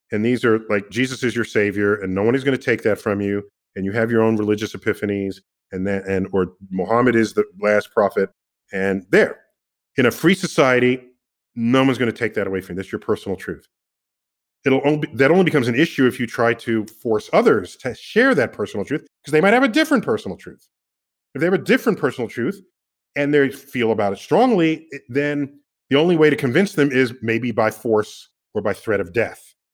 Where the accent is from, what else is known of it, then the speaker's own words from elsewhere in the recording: New York City, New York, United States; I'm from the Bronx